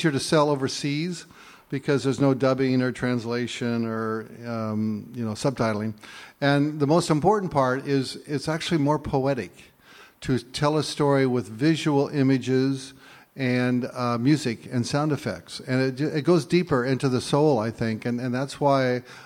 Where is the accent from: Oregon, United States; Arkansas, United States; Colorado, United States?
Oregon, United States; Clackamas River; I grew up on Clackamas River